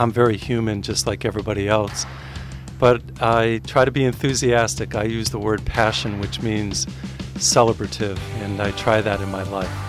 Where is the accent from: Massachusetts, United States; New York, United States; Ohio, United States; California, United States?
Massachusetts, United States; Springfield; I grew up in Springfield, Massachusetts